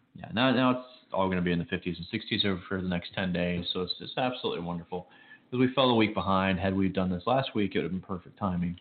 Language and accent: English; Chicago, Illinois, United States; moved away; I grew up in Chicago.